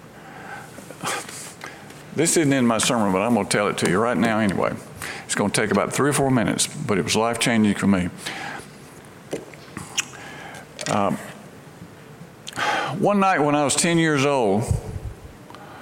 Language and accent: English; Brandon, Mississippi, United States; moved away as an adult; now in Memphis, United States; my hometown in Brandon, Mississippi